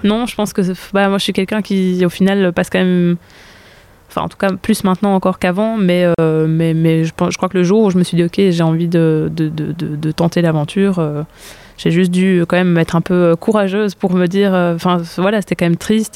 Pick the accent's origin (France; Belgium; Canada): Belgium; Brussels, Brussels-Capital Region; je viens de Bruxelles